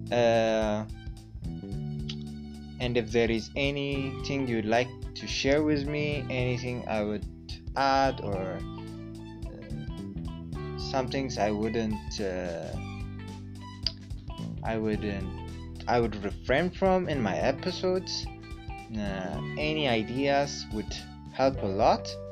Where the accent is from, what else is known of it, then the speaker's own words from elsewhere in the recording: Ethiopia; English is a second language; the host of this podcast, an Ethiopian and a, an Amharic speaker. English is my second language